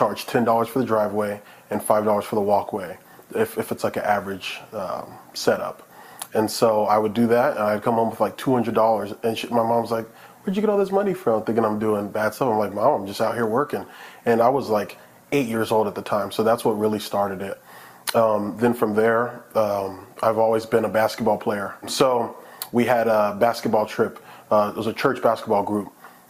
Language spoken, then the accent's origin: English; Florida, United States; now in Colorado, United States; I'm from Florida, born to an immigrant. My dad's from Jamaica.